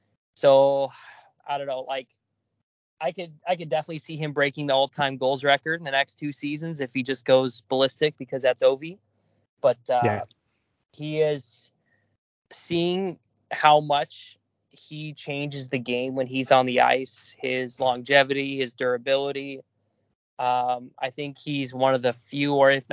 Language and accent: English; California, United States; my family being predominantly from Pittsburgh, even though I grew up out here in California.